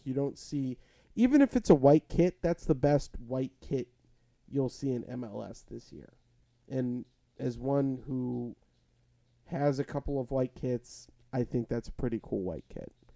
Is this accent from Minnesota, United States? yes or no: no; Illinois, United States; played in my hometown for two years while Soldier Field was being rebuilt